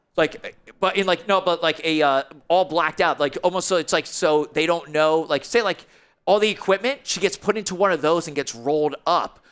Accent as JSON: {"language": "English", "country": "United States", "said": "I'm from New York, Jersey, the whole tri-state area thing"}